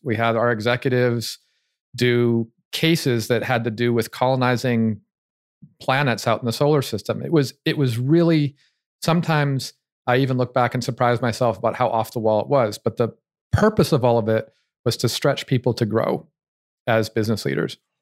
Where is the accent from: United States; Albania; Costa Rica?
United States; I'm American